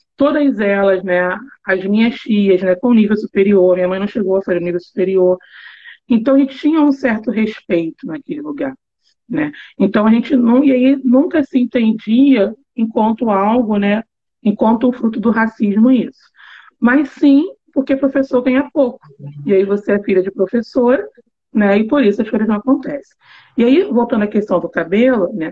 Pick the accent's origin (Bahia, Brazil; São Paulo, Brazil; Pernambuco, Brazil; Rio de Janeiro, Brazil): Rio de Janeiro, Brazil; Eu nasci lá e morei até os meus 38 anos